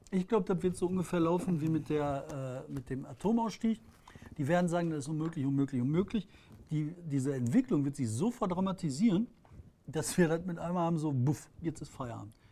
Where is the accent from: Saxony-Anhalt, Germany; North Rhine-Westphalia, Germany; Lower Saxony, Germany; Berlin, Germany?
North Rhine-Westphalia, Germany; Bottrop; was ich erlebe gerade in meiner Umgebung, da wo ich herkomme, das ist ein Wandel, der Klimawandel, den du mit Händen anfassen kannst. Unfassbar. Der, der durch den Regen, dieses Klima, diese Hitze und Feuchte. Im Bottrop der Wald sieht mittlerweile aus wie Regenwald.